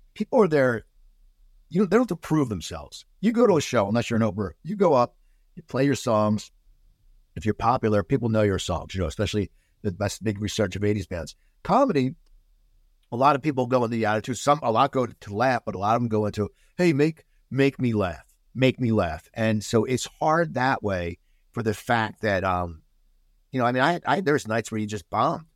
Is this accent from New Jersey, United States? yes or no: yes; New Jersey, United States; growing up in New Jersey, I go to the Jersey Shore